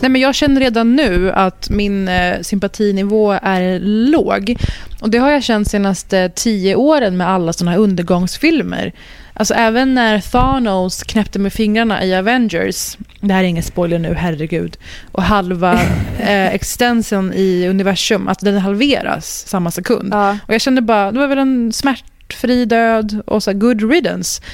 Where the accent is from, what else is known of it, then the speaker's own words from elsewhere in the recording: Sweden; jag är född och uppvuxen i Sverige